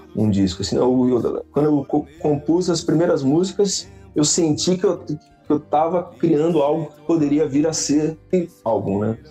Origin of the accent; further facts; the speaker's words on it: Avaré, São Paulo, Brazil; Eu nasci em Avaré, na Santa Casa de Avaré, numa terça-feira, às 5 da manhã